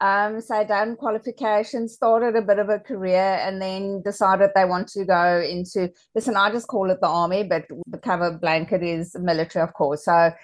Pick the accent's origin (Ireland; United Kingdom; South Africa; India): South Africa; now in Australia; growing up in South Africa many years ago